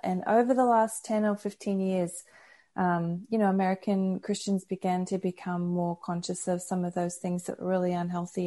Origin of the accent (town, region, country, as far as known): Brisbane, Queensland, Australia; born or raised there; moved away as an adult; also born or lived in United States